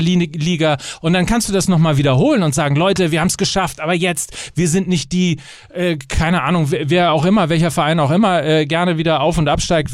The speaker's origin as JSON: {"language": "German", "area": "near Verl", "region": "North Rhine-Westphalia", "country": "Germany", "tie": "born or raised there", "moved": "yes", "lives_now": "Hamburg, Germany", "said": "bin zwar dreizehn Kilometer von Ferl entfernt aufgewachsen"}